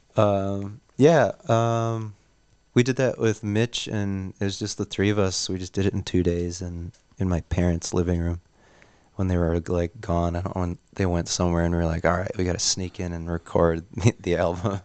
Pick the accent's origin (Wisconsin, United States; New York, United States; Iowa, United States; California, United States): Wisconsin, United States; Neenah; moved away as an adult; now in Oshkosh, United States; we're from Neenah